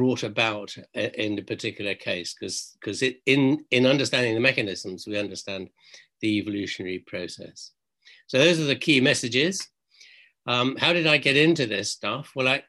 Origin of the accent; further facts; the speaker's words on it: Tanga Region, Tanzania; moved away; One is I grew up in East Africa in this place called Tangup here on the top right-hand corner of mainland Tanzania, Tanganyika as it was then.